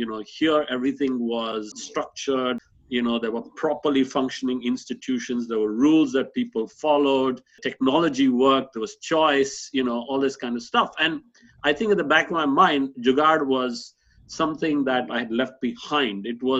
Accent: Bangalore, Karnataka, India; moved away as an adult; now in Cambridge, United Kingdom; in Bangalore, my hometown.

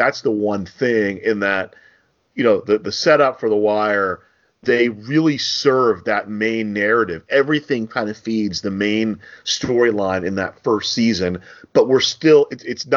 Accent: New Jersey, United States; I'm from New Jersey, born and raised

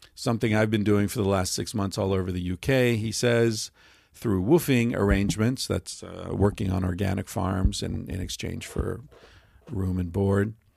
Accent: Western Pennsylvania, United States; I grew up in Western Pennsylvania

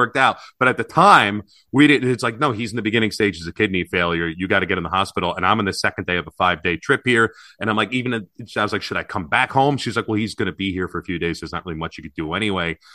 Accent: New York, United States; I'm from New York

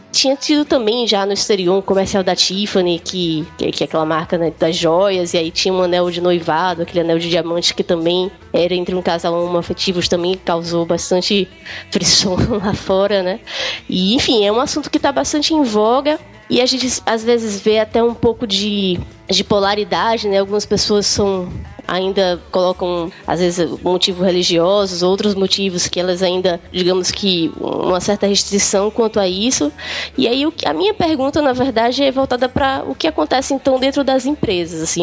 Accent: Brazil; also born or lived in Canada; como brasileira

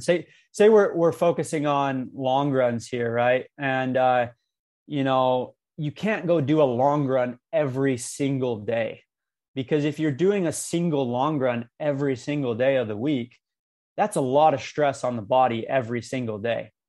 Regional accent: Cedar City, Utah, United States; my hometown in Cedar City

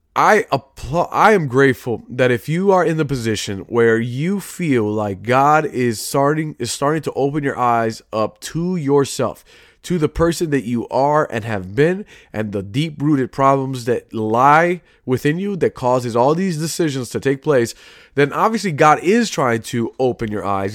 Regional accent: Chicago, Illinois, United States; I grew up in Chicago, currently still am.

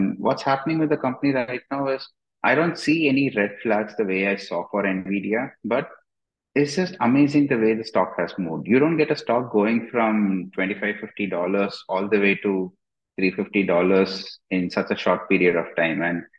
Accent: India; I mean, I'm from India, and in Indian stocks, like 50% of the entire stock market is owned by the groups that control the companies.

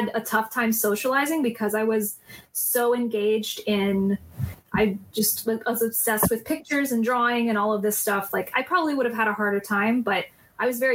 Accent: South Florida, United States; In Florida, in South Florida

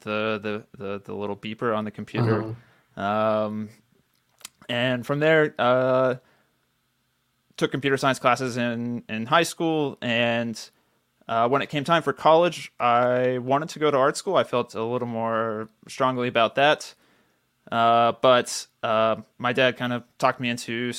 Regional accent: Central Texas, United States; I grew up in Central Texas, middle class

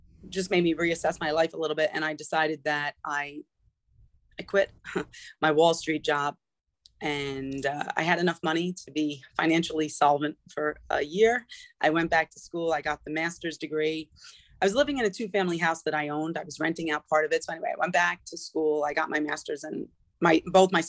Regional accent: New Rochelle, New York, United States; moved away as an adult; also born or lived in Connecticut; I grew up in New Rochelle in New York

